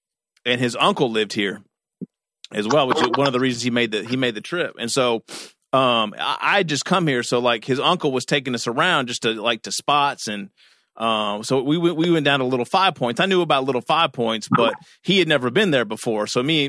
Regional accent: Kentucky, United States; moved away as an adult; now in Atlanta, United States; I'm from Kentucky originally, and somehow we ended up meeting at college. So I'm from this little tiny town in Kentucky

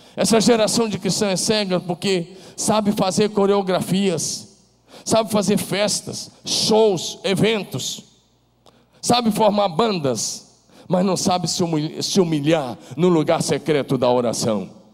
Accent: Brazil; nós somos brasileiros e temos que amar a nossa pátria

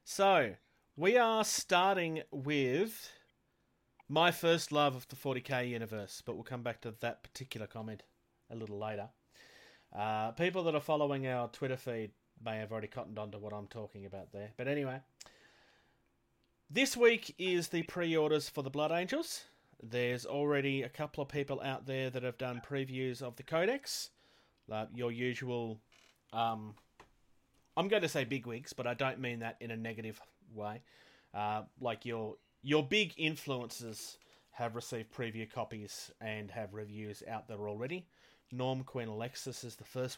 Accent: Australia; I'm from Australia

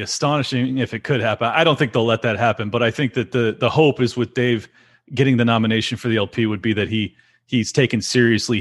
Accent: California, United States; born and raised here

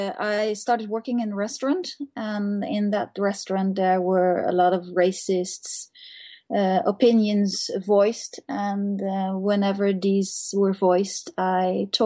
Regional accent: Netherlands; now in Norway; I'm from Holland.

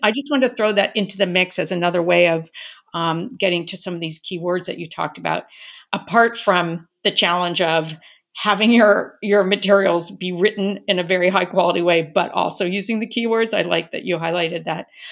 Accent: Southern California, United States; I'm originally from Southern California

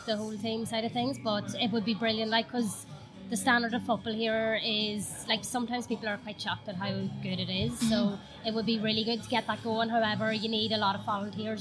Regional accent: Ireland; now in Liverpool, United Kingdom; we're actually Irish.

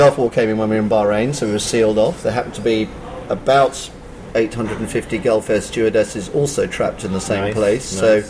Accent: London, United Kingdom; moved away; I was born in London, based in a famous place called Wimbledon, from a Scottish father and a Swiss-French mother, which means that I'm half Scottish, quarter Swiss, quarter English

